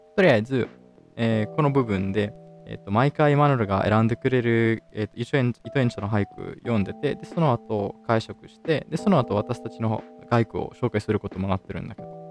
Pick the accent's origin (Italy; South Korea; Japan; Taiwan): Italy; イタリア人として